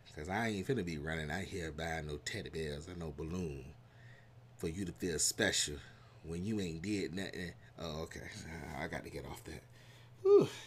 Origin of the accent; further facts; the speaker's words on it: United States; accent: country; my country accent, my country twain's coming out